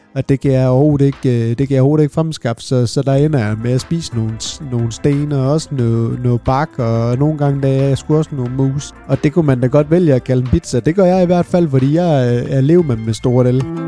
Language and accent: Danish; Svendborg, Southern Denmark, Denmark; Jeg er født og opvokset ned på Fyn, øh, ned omkring Svendborg-regionen